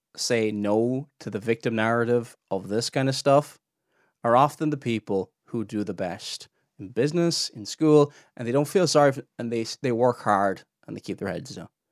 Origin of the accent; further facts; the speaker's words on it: Ireland; I'm Irish